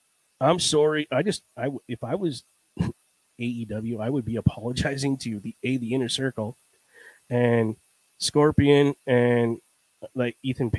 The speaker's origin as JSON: {"language": "English", "region": "New York", "country": "United States", "said": "Listen, I'm from New York."}